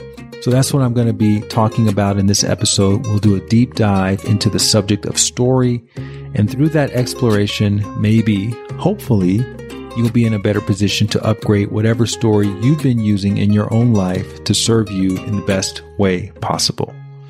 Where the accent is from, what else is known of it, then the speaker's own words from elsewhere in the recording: Montgomery, Alabama, United States; I'm from Alabama, from Montgomery, Alabama